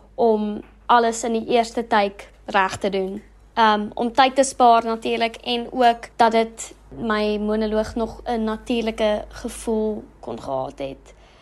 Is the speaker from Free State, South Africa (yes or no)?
yes; Bloemfontein, Free State, South Africa; accent: English; first language English; Afrikaans is a second language; Ek kom van Bloemfontein af en bly nog my hele lewe in Bloemfontein